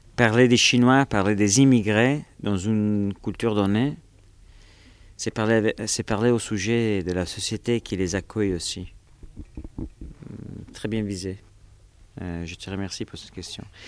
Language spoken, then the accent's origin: French; Italy; French is a second language; moved away; je suis italien